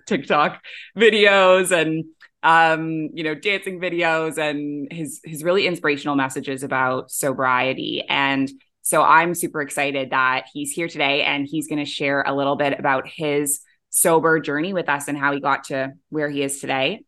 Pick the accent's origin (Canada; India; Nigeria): Canada; moved away as an adult; also born or lived in Middle East; now in Bali, Indonesia; I'm a Canadian who moved across the world to the Middle East at age twenty-three, and I never went back.